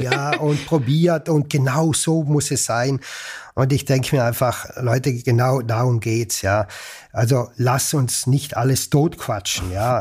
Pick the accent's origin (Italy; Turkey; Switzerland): Italy; Ritten, Trentino-Alto Adige; moved away as an adult; now in Salzburg, Austria; Ich bin aufgewachsen und geboren in Südtirol, bin im Herzen immer Südtiroler oder Italiener sogar mhm. und äh, lebe aber schon seit über 30 Jahren außerhalb von Südtirol.